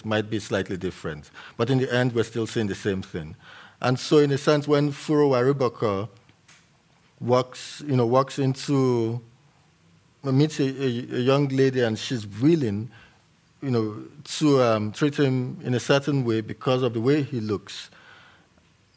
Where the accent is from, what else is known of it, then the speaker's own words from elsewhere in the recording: Port Harcourt, Rivers State, Nigeria; first language English; also born or lived in Yoruba-speaking area of Nigeria; I went to an all-boys school, high school, when I was growing up in Port Harcourt, in the Niger Delta of Nigeria